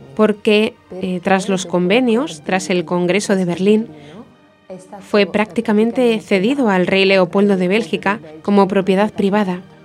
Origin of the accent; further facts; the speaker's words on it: Genoa, Liguria, Italy; moved away as an adult; also born or lived in Vitorchiano; now in Muanda, Democratic Republic of the Congo; Soy originaria de Génova